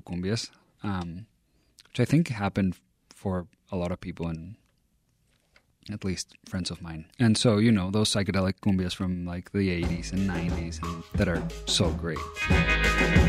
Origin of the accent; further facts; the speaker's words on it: Mexico City, Mexico; moved away as an adult; now in Chicago, United States; From Mexico City, born and raised there